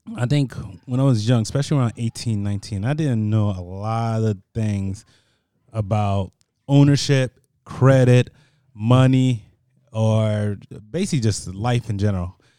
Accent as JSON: {"language": "English", "town": "Paterson", "region": "New Jersey", "country": "United States", "tie": "born or raised there", "said": "I was born in Patterson, New Jersey. Patterson, New Jersey is, is hood as it gets"}